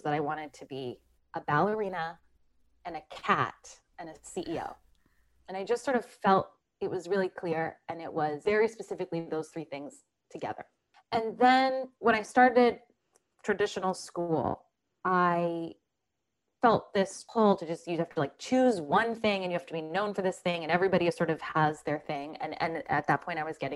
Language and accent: English; Philadelphia, Pennsylvania, United States; now in New Jersey, United States; I grew up in Philadelphia in just like the most non-conventional household